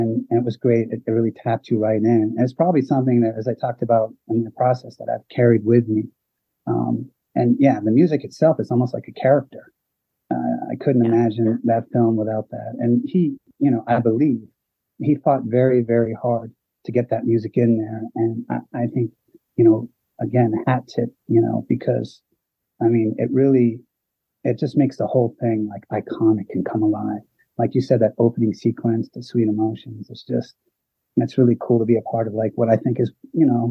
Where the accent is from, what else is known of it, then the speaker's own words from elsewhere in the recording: New England, United States; I'm from the New England area.